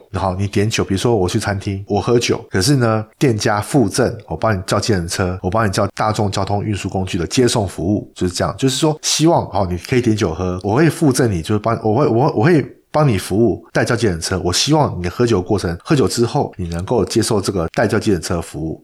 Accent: Taiwan; 我们台湾人

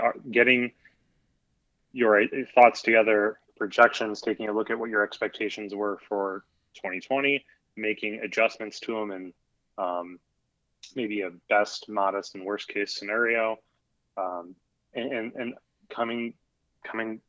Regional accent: Chicago, Illinois, United States; now in Miami, United States; I'm from Chicago. I live in Miami.

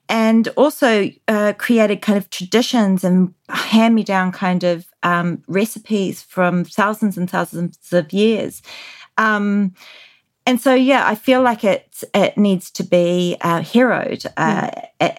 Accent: New Zealand; moved away; growing up in New Zealand in the 80s

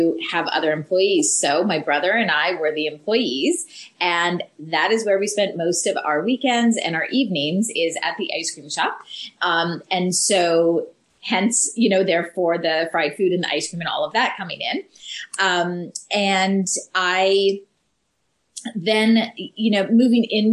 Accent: Canada; moved away; we're originally from Canada

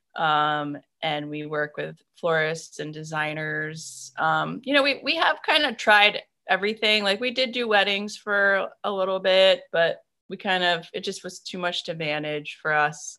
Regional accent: Maine, United States; moved away as an adult; also born or lived in North Carolina; I grew up in Maine and my family is up here. So we decided to come back

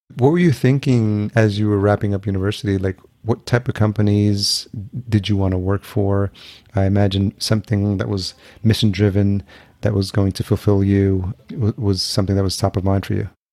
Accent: Yonkers, New York, United States; also born or lived in El Salvador / Los Angeles / Atlanta; now in Minneapolis, United States; I was born in El Salvador. And then I, but I came here when I was a year old and then grew up in Yonkers, New York, which is just outside New York City

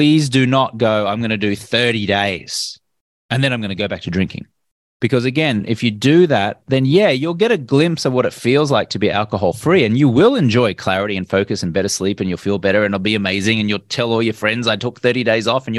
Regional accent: Australia; I grew up in Australia where everyone my age drank.

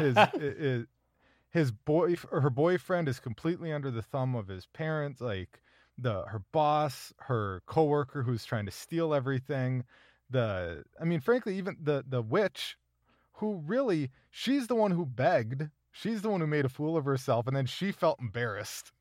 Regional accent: Minnesota, United States; as a Minnesotan

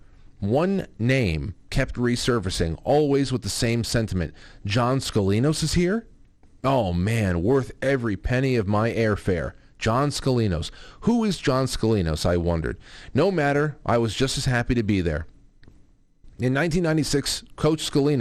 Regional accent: United States; as an American

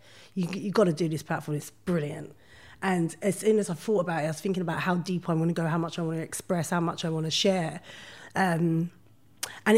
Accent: London, United Kingdom; I grew up in Brixton

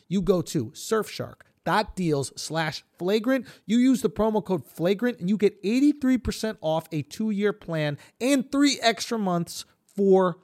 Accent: United States; As an American

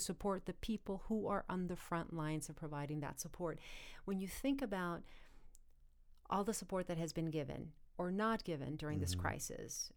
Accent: United States; as Americans and as American students

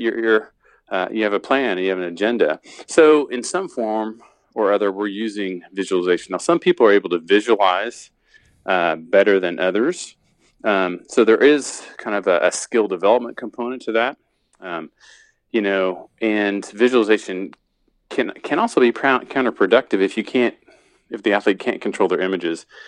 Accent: Indiana, United States; I'm from Indiana

